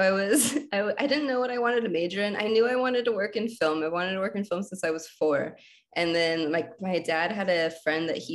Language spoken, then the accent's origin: English; Alaska, United States; I identify as Cuban Alaskan, which is kind of like a spin on Cuban American yeah. So, like, I was born in Alaska. We should probably start with that. My dad's side of the family is Cuban and Czech.